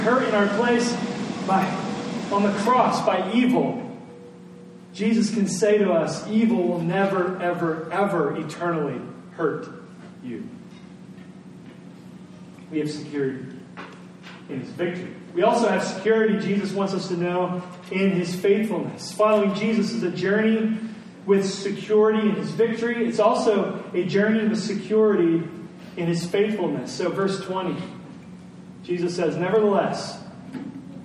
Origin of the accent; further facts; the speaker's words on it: Indiana, United States; our little subdivision that we grew up in Indiana